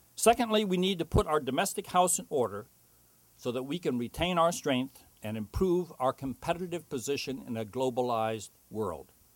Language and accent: English; United States; as an American